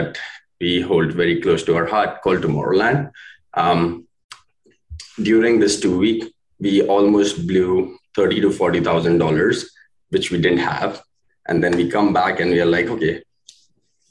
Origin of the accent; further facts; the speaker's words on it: India; moved away as an adult; now in Canada; we're from India. We were born filthy rich